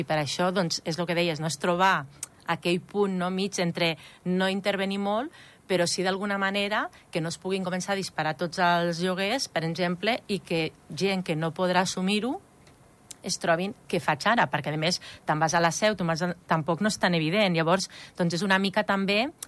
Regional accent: Andorra; moved away; jo soc d'Andorra, però vaig estar molts anys fora

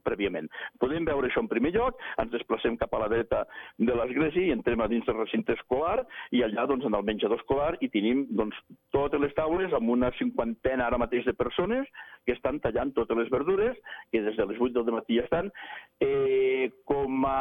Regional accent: Andorra; som andorrans, eh, som gent de muntanya

